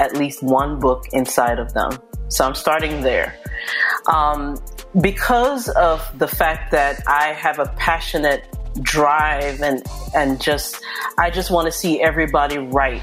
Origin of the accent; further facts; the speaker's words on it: Jamaica; now in New Jersey, United States; I'm originally from Jamaica.